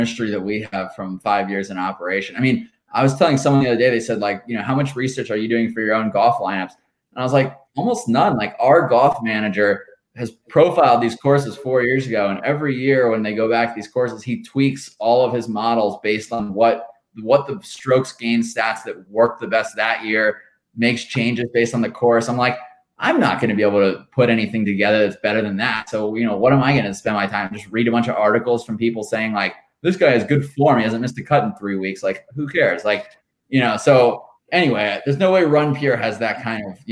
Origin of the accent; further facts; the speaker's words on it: Southern California, United States; moved away as an adult; also born or lived in North Carolina; I grew up in Southern California